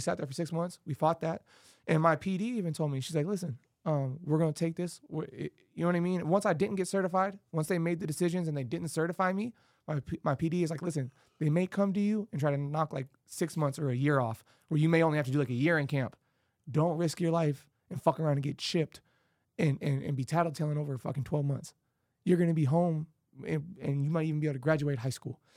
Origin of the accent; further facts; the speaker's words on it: Las Vegas, Nevada, United States; I grew up on Penwood and Arville